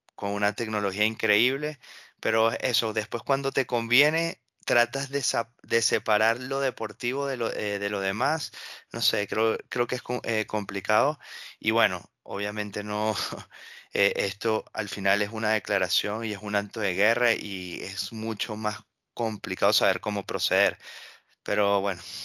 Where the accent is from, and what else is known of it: Venezuela; moved away